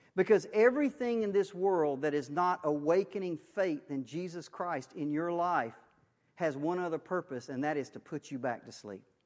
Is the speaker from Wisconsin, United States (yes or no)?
yes; Waukesha County, Wisconsin, United States; I was born in Waukesha County. Um, I've never left.